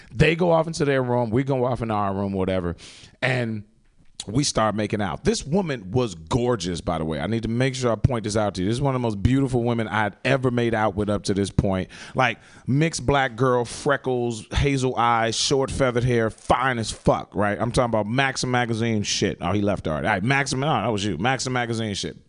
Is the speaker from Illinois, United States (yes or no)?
yes; Chicago, Illinois, United States; moved away; I'm from Chicago originally